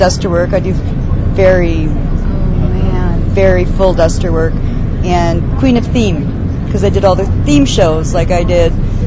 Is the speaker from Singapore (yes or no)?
no; Edmonton, Alberta, Canada; Where I come from Edmonton